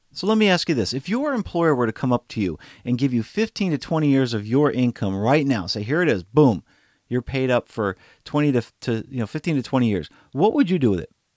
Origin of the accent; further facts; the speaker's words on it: St. Louis, Missouri, United States; my hometown. It's actually here in Saint Louis